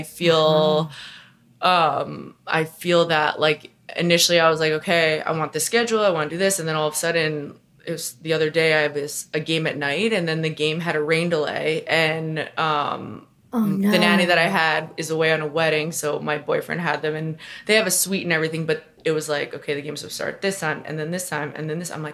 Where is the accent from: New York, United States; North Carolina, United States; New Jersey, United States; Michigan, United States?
New York, United States; Long Island; moved away; also born or lived in Montana; my family's in New York. I grew up on Long Island.